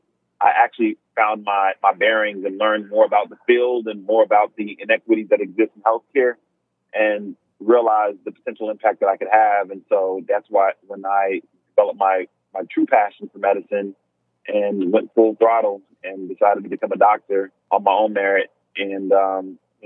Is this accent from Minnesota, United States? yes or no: no; Miami, Florida, United States; I was born and raised in South Florida. I was born at Jackson Memorial Hospital in Miami.